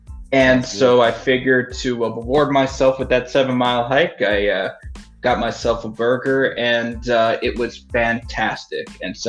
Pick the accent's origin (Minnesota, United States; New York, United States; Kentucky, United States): New York, United States; now in Colorado, United States; my home state, New York